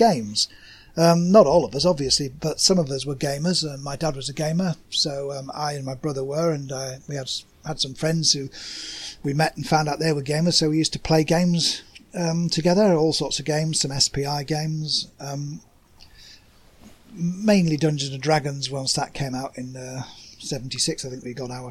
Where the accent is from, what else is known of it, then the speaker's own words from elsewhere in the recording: Yorkshire and the Humber, United Kingdom; accent: working class Yorkshire; I'm English. Obviously, you can tell that by the accent. I'm from a part of England called Yorkshire, which means that I pronounce all my vowels in a flat way.